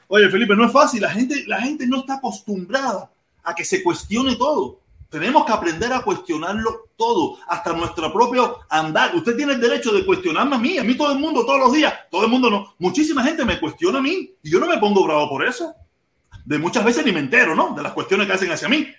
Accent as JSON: {"language": "Spanish", "country": "Cuba", "moved": "yes", "lives_now": "United States", "said": "después que me fui de Cuba"}